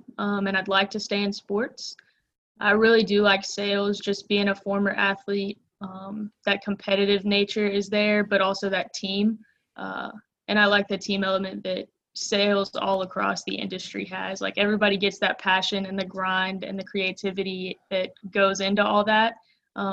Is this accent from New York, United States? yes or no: no; St. Simons Island, Georgia, United States; also born or lived in East Tennessee; So I was born in East Tennessee, lived about 4 hours north of Macon, Georgia, and then my family moved to St. Simons Island, where we live about 4 hours south.